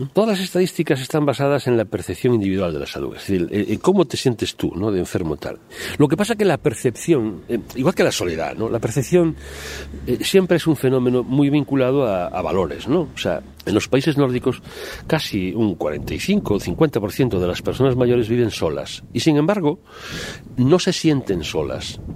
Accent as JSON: {"language": "Spanish", "country": "Spain", "said": "como bueno españoles"}